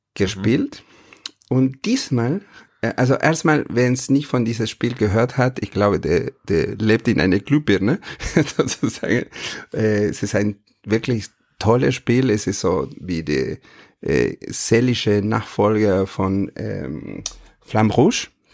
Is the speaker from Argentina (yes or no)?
yes; Argentina; German is a second language; moved away; ich bin kein Holländer, sondern ich komme aus Argentinien